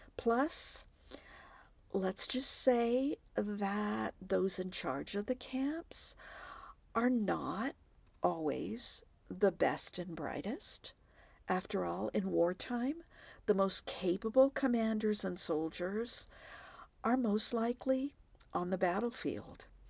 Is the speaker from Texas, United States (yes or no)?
yes; Texas, United States; moved away; I'm from Texas